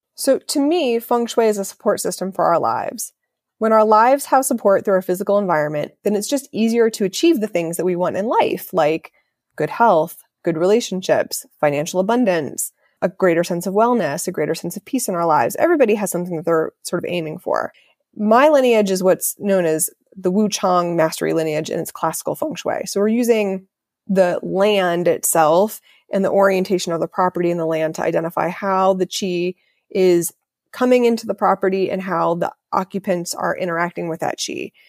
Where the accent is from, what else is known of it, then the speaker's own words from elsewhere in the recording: Ohio, United States; I grew up in Ohio